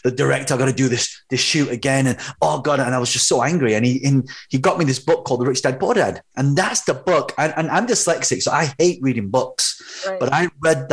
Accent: London, United Kingdom; I was actually, so I'm a British-born Chinese, but my parents are from Hong Kong

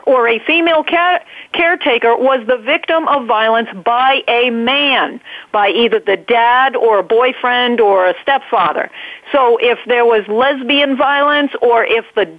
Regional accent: New England, United States; accent: New England; you hear my New England accent there

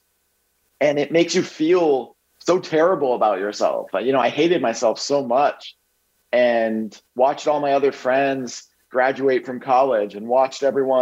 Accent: Bethlehem, Pennsylvania, United States; I grew up in Bethlehem, Pennsylvania

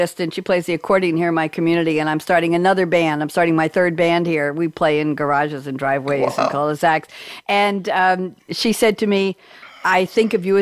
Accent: Long Island, New York, United States; I grew up near the Long Island Expressway

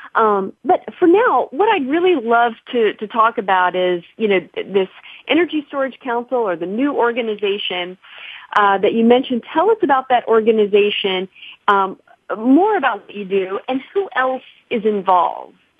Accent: Mount Vernon, Illinois, United States; now in California, United States; my hometown, Mount Vernon, Illinois

